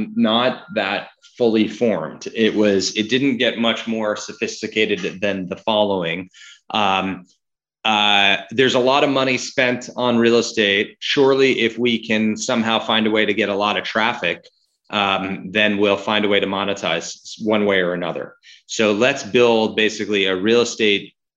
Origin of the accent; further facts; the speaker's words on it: New York, United States; also born or lived in Seattle, Washington; now in Los Angeles, United States; I grew up here in New York and then here in LA, but then I found myself in Seattle for 15 years